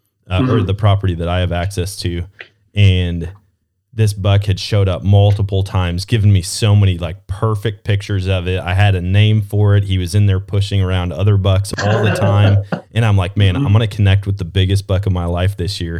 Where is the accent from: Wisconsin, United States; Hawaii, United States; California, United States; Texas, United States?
Wisconsin, United States; moved away; also born or lived in Missouri; Growing up in Wisconsin